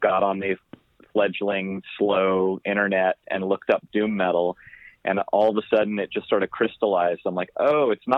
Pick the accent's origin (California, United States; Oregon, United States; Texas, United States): Oregon, United States; Corvallis; I grew up on a goat farm in the woods outside of Corvallis, Oregon.